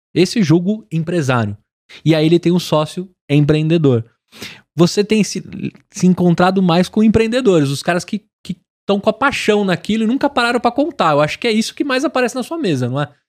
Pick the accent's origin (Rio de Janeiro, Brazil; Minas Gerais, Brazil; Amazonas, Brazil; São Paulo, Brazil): São Paulo, Brazil; Sou de São Paulo, natural